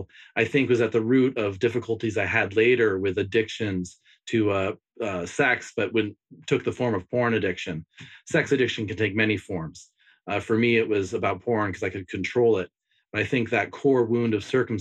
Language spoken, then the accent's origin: English; Bay Area of California, United States; I grew up in the Bay Area of California in a split family.